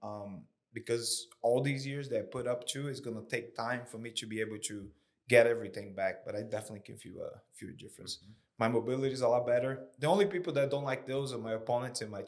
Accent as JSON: {"language": "English", "town": "Fortaleza", "region": "Ceará", "country": "Brazil", "tie": "born or raised there", "also_born_or_lived": "Syracuse, New York", "moved": "as an adult", "lives_now": "Columbia, United States", "said": "I grew up in Brazil"}